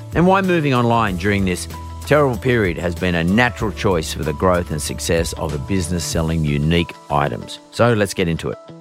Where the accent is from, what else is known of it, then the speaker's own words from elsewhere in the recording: Yagoona area, New South Wales, Australia; I grew up around that area